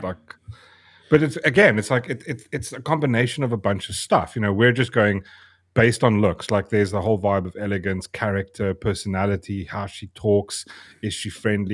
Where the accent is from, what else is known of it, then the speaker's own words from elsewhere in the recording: South Africa; I am South African. That's, I was born here.